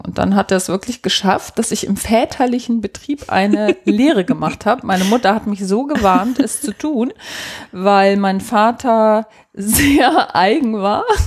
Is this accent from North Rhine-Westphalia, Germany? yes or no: no; Hamburg, Germany; ich bin in Hamburg geboren und da auch aufgewachsen